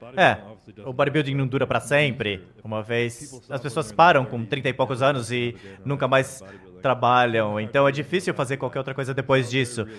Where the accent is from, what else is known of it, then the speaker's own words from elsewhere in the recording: Canada; now in Florida, United States; Eu sou do Canadá